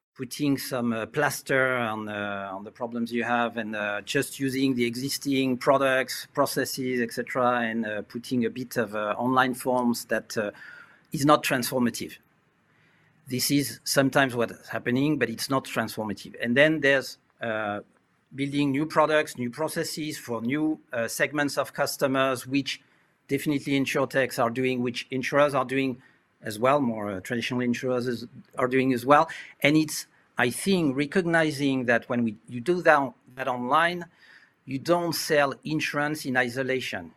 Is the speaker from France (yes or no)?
yes; France; accent: French; English is a second language; also born or lived in Asia; As you can hear uh, from my accent, I was uh, born and raised in France